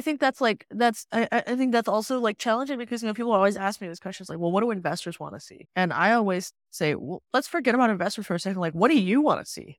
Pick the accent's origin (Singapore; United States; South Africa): Singapore; moved away; I grew up in Singapore, I hadn't lived in Singapore for twenty years